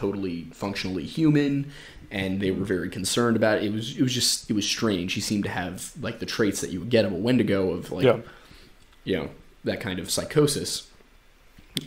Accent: United States; as an American whose family has been here for 250, 300 years

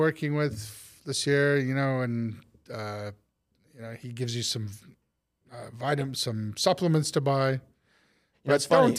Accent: Chicago, Illinois, United States; well, I'm not from New York. I'm from Chicago.

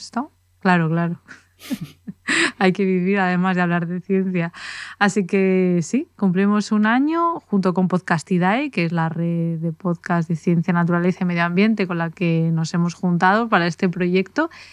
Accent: Valladolid, Castile and León, Spain; yo soy de Valladolid, me crié en Valladolid

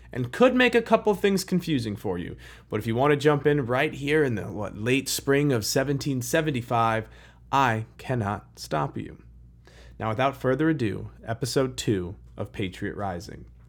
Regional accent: Chicago, Illinois, United States; I'm from Chicago

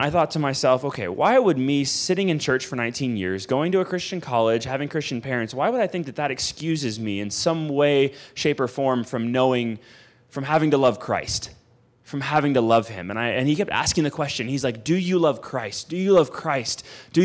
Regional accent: Houston, Texas, United States; moved away as an adult; I was from Houston, Texas. I was from North Houston, Texas, in the suburbs. I was a suburb kid.

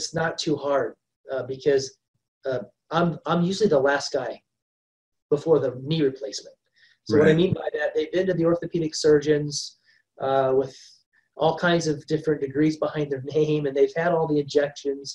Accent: Ohio, United States; I grew up in Ohio and it was like tick central.

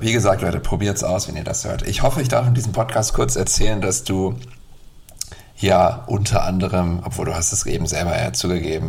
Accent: Bremen, Germany; ich komme ja aus Bremen

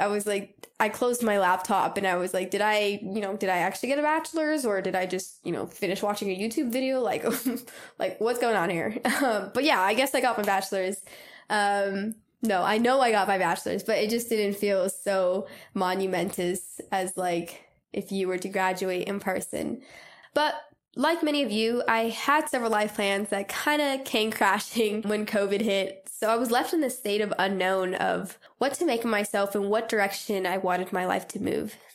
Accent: Southern California, United States; moved away; I'm originally from Southern California

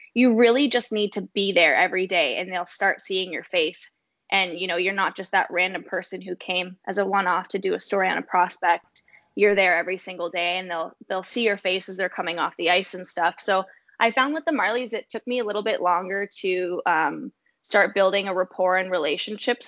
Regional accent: Fergus, Ontario, Canada; moved away as an adult; also born or lived in Toronto, Canada; now in Ottawa, Canada; I grew up in Fergus, Ontario, this little small town um, in southwestern Ontario.

